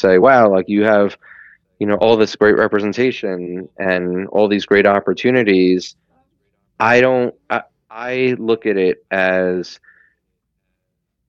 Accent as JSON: {"language": "English", "region": "New York", "country": "United States", "tie": "born or raised there", "said": "I grew up in New York and I raised in New York"}